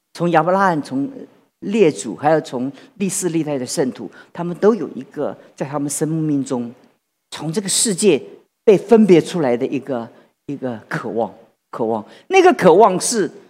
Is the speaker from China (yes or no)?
no; Taiwan; 我们台湾人